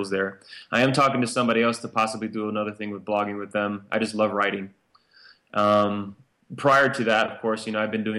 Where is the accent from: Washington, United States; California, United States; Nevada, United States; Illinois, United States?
Illinois, United States; Chicago; moved away as an adult; now in Wyoming, United States; my background is I grew up in Chicago, Illinois. When I graduated from high school at 18, left to the Air Force